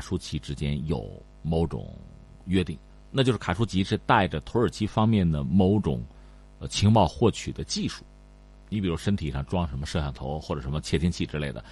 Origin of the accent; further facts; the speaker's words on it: China; 我们中国人